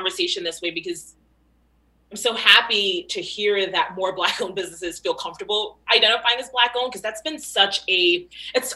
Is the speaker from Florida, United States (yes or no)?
yes; Florida, United States; moved away as an adult; now in Long Island, United States; I'm not even from Long Island. I've only lived here for 10 years. Grew up in Florida